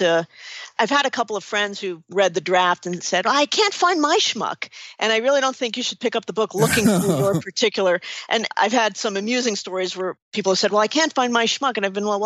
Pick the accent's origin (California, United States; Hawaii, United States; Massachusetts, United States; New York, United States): New York, United States; New York City; I'm from New York City